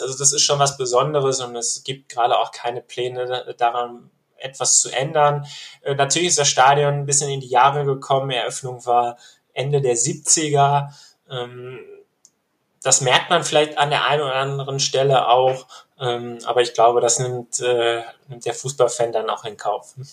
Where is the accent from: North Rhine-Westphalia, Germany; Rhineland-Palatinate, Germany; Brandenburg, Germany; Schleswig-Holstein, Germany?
North Rhine-Westphalia, Germany; Bochum; Ich bin äh, tatsächlich auch in Bochum geboren